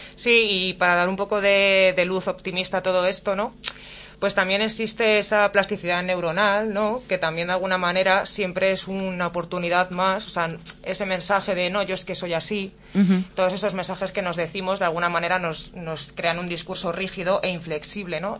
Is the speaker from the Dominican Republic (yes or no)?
no; Alcalá de Henares, Community of Madrid, Spain; moved away as an adult; now in Morata de Tajuña, Spain; soy de nativa de Alcalá de Henares, pero resido en Morata desde hace dos años.